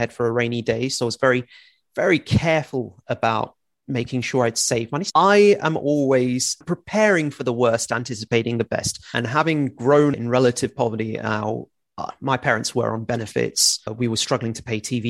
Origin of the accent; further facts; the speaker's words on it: Milton Keynes, South East England, United Kingdom; now in Leicestershire, United Kingdom; I grew up in Milton Keynes